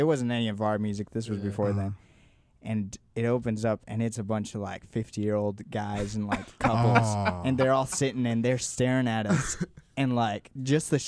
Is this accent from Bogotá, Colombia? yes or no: yes; Bogotá, Colombia; moved away as an adult; now in Dallas, United States; I was born and raised in Bogota, Colombia